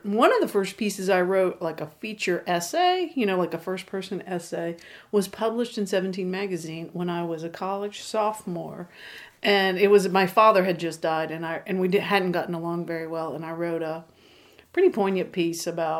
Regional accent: Urbana, Ohio, United States; I'm from Ohio, from a little factory town called Urbana.

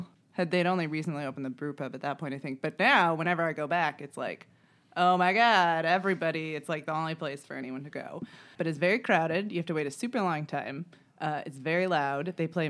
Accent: Munster, Indiana, United States; moved away; But yeah, I am from Munster, Indiana.

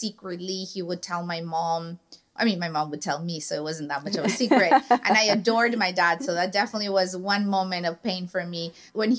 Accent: Tijuana, Baja California, Mexico; we lived in the border. I'm a border girl. I'm from Tijuana.

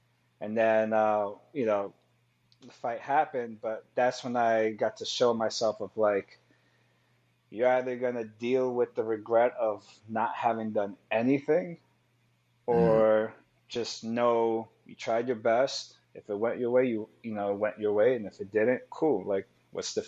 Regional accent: New York City, New York, United States; I grew up there, you know, during the 90s

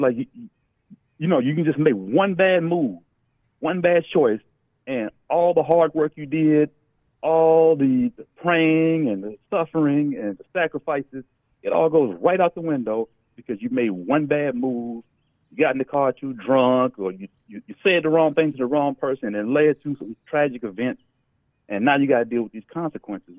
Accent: Dallas, Texas, United States; also born or lived in Pasadena, California; we moved actually to uh, Dallas, you know, in the early 80s when I was still a little kid

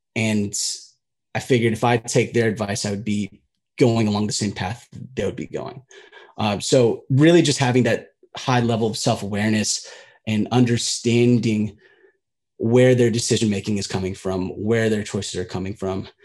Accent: United States; being a Filipino American

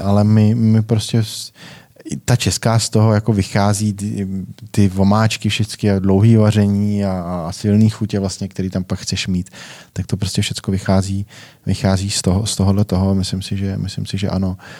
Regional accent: Nové Strašecí, Central Bohemian Region, Czechia; Jsme hráli jako první, eh, krajskou A třídu tam u nás v Novém Strašecí

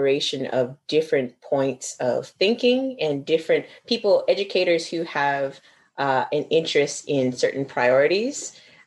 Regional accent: the South, United States; moved away as an adult; now in Japan; I'm from the South.

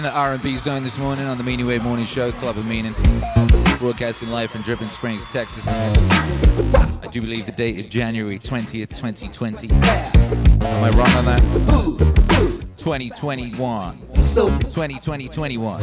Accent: West Bromwich, West Midlands, United Kingdom; moved away; I was born in West Bromwich.

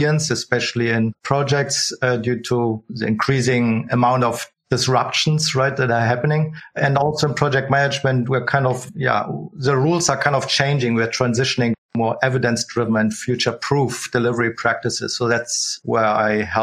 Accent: Berlin, Germany; also born or lived in Switzerland near Zurich; now in Zurich, Switzerland; I'm from Berlin originally

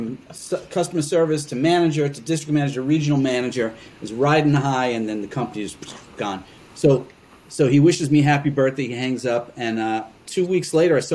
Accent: New York City, New York, United States; moved away as an adult; now in Roxbury, United States; I grew up in New York City

